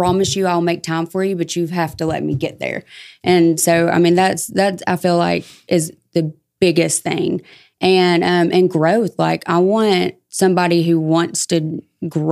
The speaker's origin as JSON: {"language": "English", "town": "Dalton", "region": "Georgia", "country": "United States", "tie": "born or raised there", "also_born_or_lived": "Chattanooga, Tennessee / Chatsworth, Georgia / Calhoun, Georgia", "said": "I was born in Chattanooga, raised here like Dalton, Chatsworth, and I moved to Calhoun for a few years and then back."}